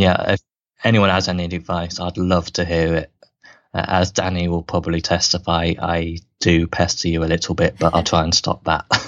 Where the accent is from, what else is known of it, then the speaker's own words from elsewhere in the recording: Swindon, South West England, United Kingdom; my hometown, my home team, Swindon Wildcats